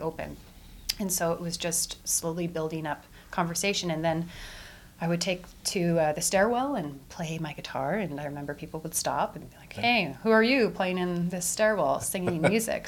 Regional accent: Edmonton, Alberta, Canada; also born or lived in Vancouver; I was born in Edmonton at the Royal Alexandra Hospital, where my mother works as an ICU nurse. And I grew up on the northern suburbs of the city

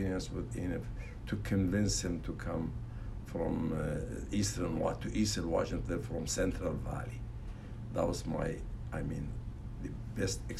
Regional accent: Iraq; moved away; I was born in Mesopotamia

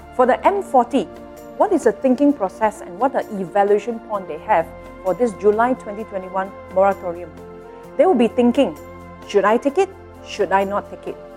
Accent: Malaysia; all of us as Malaysian

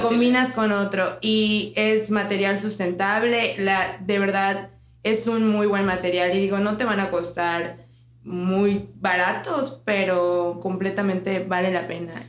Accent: Cozumel, Quintana Roo, Mexico; Jess y yo somos de Cozumel

